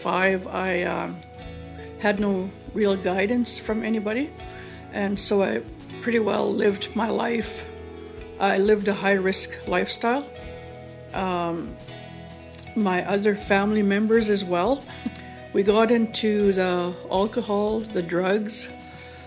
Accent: One Arrow First Nation, Saskatchewan, Canada; also born or lived in Duck Lake; I'm from One Arrow First Nation.

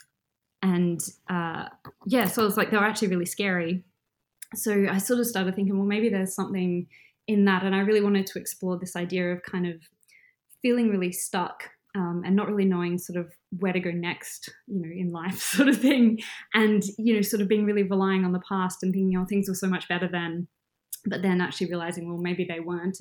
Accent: Adelaide, South Australia, Australia; moved away as an adult; also born or lived in Melbourne, Australia; now in Perth, Australia; Adelaide, which is my hometown

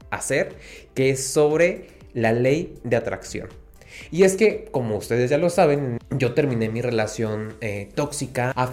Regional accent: Guatemala; moved away; yo dije, a ver, yo no me salí de Guatemala para meterme a Guatepeor.

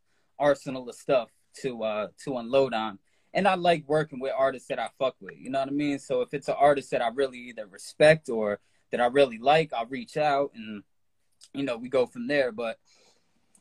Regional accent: New Jersey, United States; I'm from New Jersey, New Jersey, USA

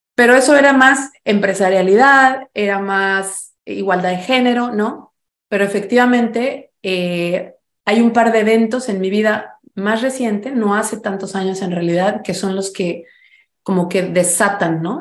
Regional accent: Mexico; now in United States; ya notaron mi acento, soy mexicana, vivo en los Estados Unidos hace mucho tiempo

